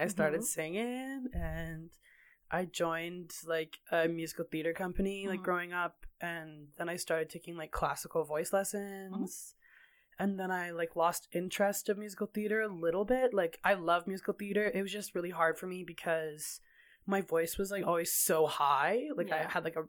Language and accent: English; Kelowna, British Columbia, Canada; I grew up in Kelowna, BC, born and raised until I was 20 years old.